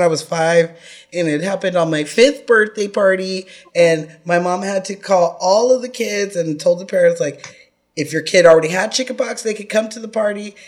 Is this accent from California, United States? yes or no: yes; California, United States; I'm from California and we're not an old state